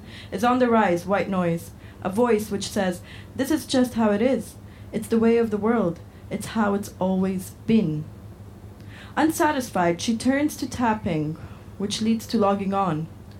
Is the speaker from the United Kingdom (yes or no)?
yes; Wales, United Kingdom; now in United States; I'm from Northeast Wales, but I'm writing to you from the Midwest of America, where I've been all summer.